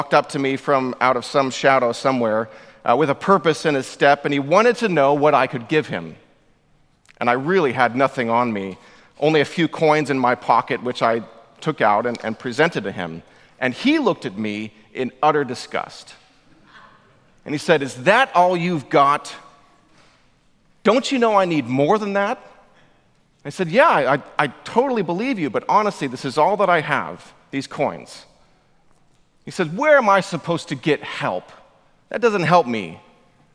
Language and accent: English; Orange County, California, United States; moved away as an adult; also born or lived in Massachusetts / Oxford, England; I grew up in Orange County